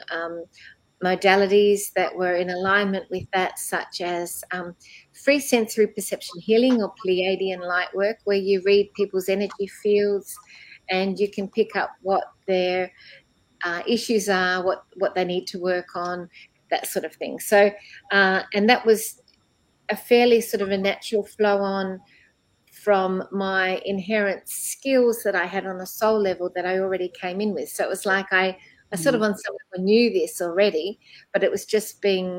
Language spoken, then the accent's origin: English; Melbourne, Victoria, Australia; I was born in Melbourne, Australia, actually in a suburb called Templestowe